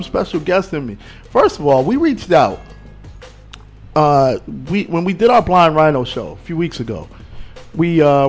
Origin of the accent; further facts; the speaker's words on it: Norwalk, Connecticut, United States; I got a chance to speak to an old friend that I grew up with in Norwalk